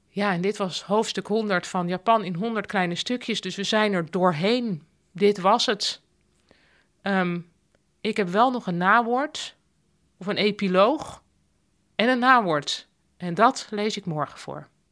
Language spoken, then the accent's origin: Dutch; Netherlands; als Nederlander